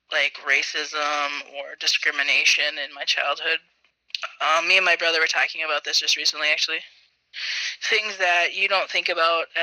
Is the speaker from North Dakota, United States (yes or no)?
yes; Bismarck, North Dakota, United States; also born or lived in Belcourt, North Dakota; I grew up in Bismarck, North Dakota, but my family is from the Turtle Mountains in Belcourt, North Dakota. So, I went to school and um, lived in Bismarck, but in the summers I would um, go live with my grandma in Belcourt